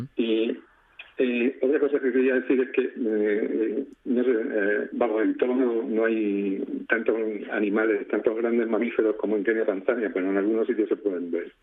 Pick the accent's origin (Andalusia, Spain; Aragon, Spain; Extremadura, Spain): Extremadura, Spain; also born or lived in Madrid / Alcalá de Henares; now in Murcia, Spain; Vivo en Murcia desde hace unos 10 años, aunque soy extremeño